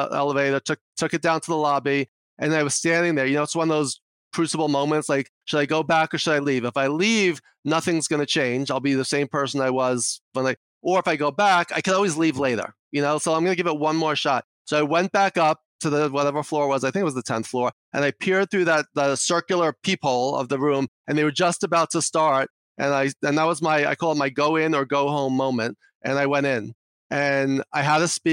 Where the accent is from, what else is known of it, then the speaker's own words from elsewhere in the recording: New York City, New York, United States; accent: New York; I'm from New York, if you can't tell from my accent already